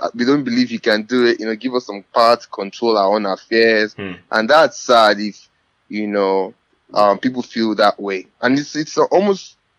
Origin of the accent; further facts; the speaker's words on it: Lagos, Nigeria; moved away as an adult; now in New York, United States; I live in New York. I grew up in Nigeria. I spent 17 years of my life in Nigeria. I schooled here. I graduated in 2013 with my bachelor's degree, and I work currently in New York.